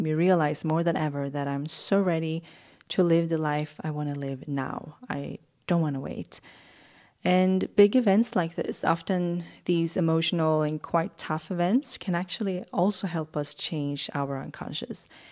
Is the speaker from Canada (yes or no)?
no; Sweden's West Coast, Sweden; moved away as an adult; now in Stockholm, Sweden; I wanna live on Sweden's West Coast where I grew up